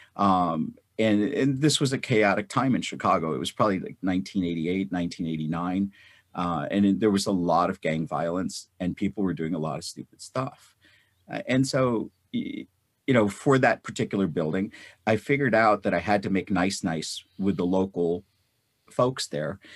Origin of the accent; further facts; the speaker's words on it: North India, India; now in United States; I was born in North India. I grew up during a time of war, and I grew up in the Pak, Indo-Pak Wars